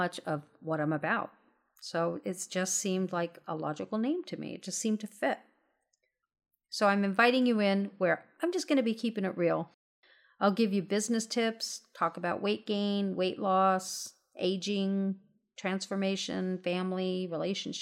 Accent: Southern California, United States; I'm born and raised in Southern California

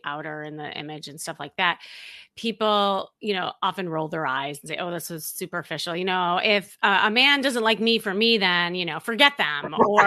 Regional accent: Chicago, Illinois, United States; moved away; also born or lived in Los Angeles; I'm from Chicago

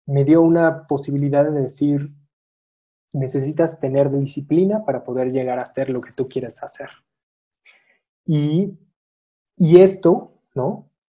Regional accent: Mexico City, Mexico; born there; desgraciadamente nací yo en la Ciudad de México y estoy como, como con un pie acá, un pie allá

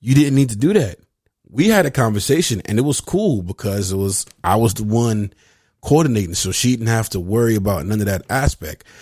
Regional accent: Venice, California, United States; I grew up in Venice

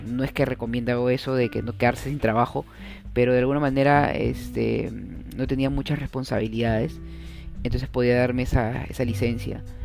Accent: Peru; soy un peruano más, un peruano más orgulloso de mi país

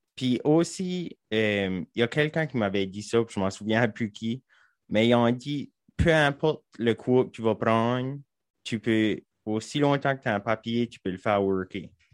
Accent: Saint-André-LeBlanc, New Brunswick, Canada; j'ai grandi à Saint-André-le-Blanc, juste en haut.

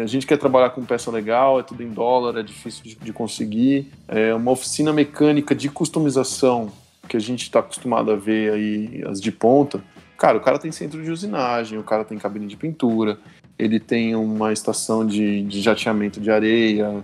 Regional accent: São Bernardo do Campo, São Paulo, Brazil; now in Curitiba, Brazil; sou aí de São Bernardo

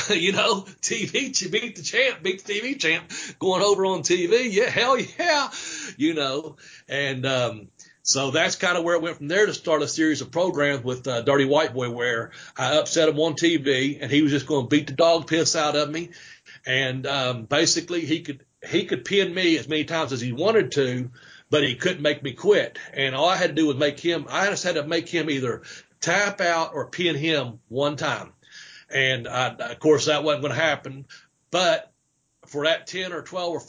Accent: Kentucky, United States; also born or lived in Florida; my hometown here in Kentucky

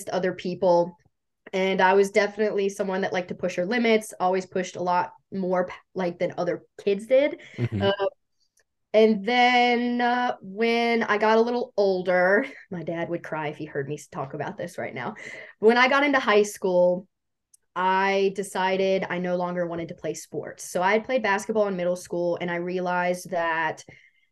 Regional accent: Bridgewater, Virginia, United States; now in Harrisonburg, United States; I am originally from Bridgewater, Virginia. I'm obviously in Harrisonburg now, which is like 25 minutes up the road

